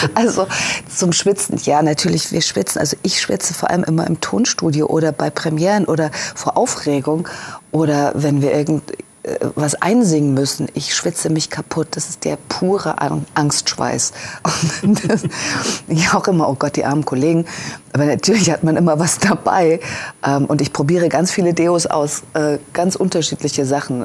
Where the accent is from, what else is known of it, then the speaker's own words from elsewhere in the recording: Leipzig, Saxony, Germany; ich, wie gesagt, bin ja ein Kind der DDR und es gab bei uns am Rande von Leipzig